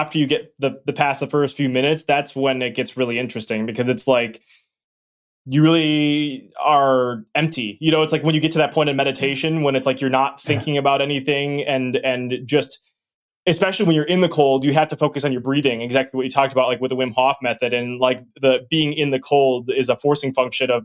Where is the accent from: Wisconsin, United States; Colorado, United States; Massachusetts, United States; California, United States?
Wisconsin, United States; I'm from Wisconsin